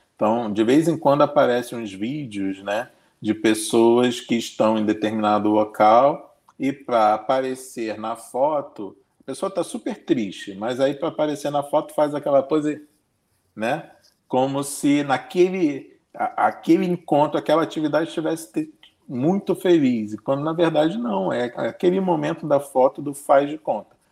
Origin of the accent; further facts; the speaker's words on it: Brazil; Todos nós somos brasileiros